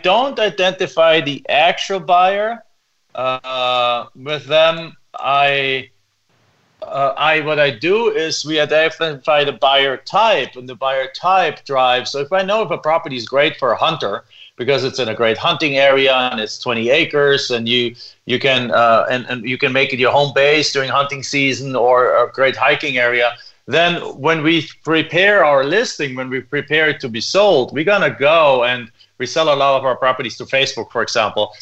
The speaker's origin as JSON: {"language": "English", "country": "Germany", "second_language": "English", "moved": "as an adult", "lives_now": "United States", "said": "as you can probably tell from my accent, I'm originally not from here. I came to the United States from Germany"}